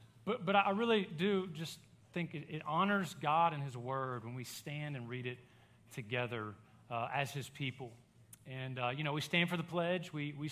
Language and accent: English; Baton Rouge, Louisiana, United States; moved away as an adult; now in Hot Springs, United States; I grew up in Baton Rouge, a college town.